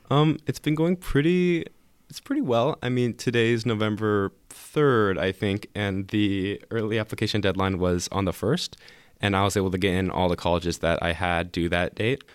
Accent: Lake Oswego, Oregon, United States; also born or lived in Portland, Oregon; I was born in Portland, and I moved to Lake Oswego in elementary school

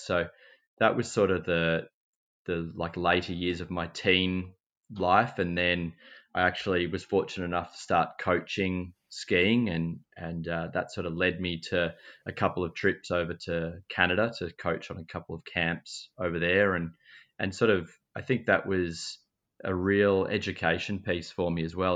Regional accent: Mansfield, Victoria, Australia; I grew up in Mansfield, in country Victoria

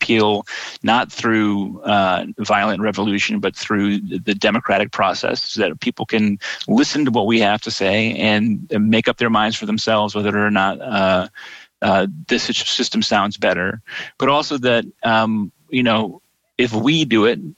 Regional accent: United States; I'm an American socialist

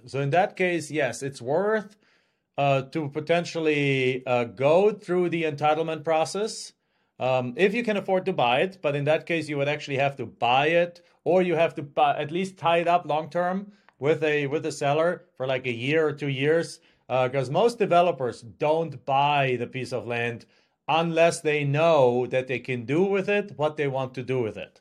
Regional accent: Germany; English is a second language; moved away as an adult; now in United States

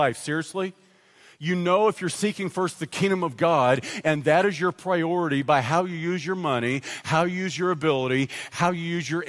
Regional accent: United States; while I am an American citizen

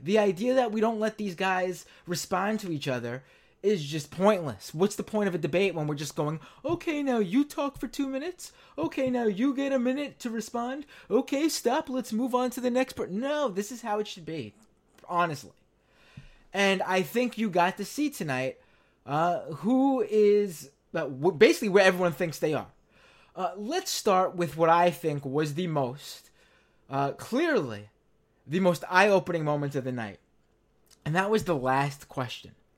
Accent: New York City, New York, United States; I am a lifelong New Yorker, born and raised in Queens, New York

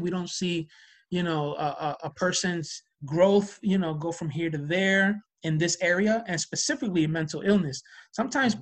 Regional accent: New Jersey, United States; we're from Jersey

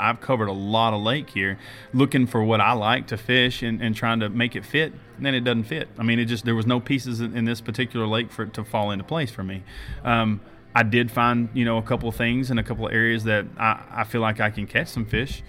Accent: Lake Fork, Texas, United States; I grew up on Lake Fork

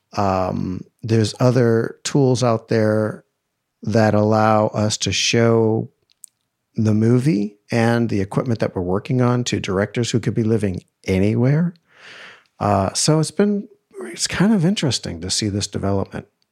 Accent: East Coast, United States; growing up in the East Coast

